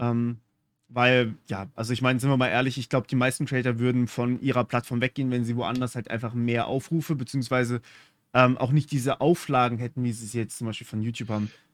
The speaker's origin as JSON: {"language": "German", "country": "Germany", "accent": "German", "said": "Ich habe einen deutschen Akzent"}